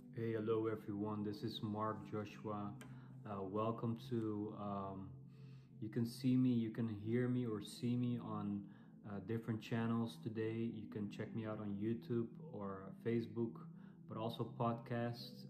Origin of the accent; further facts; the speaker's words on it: Netherlands; English is a second language; as you might hear from my accent, I'm, I'm European. I'm from the Netherlands. Uh, but I'm, I'm speaking English